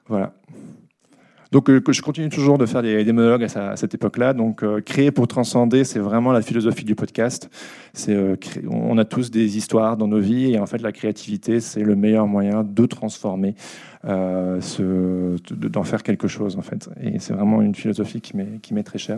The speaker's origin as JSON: {"language": "French", "country": "Belgium", "said": "je suis belge"}